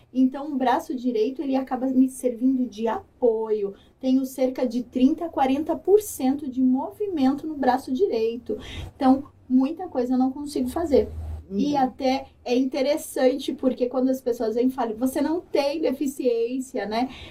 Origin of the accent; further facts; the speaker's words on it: São Paulo, Brazil; Eu sou de São Paulo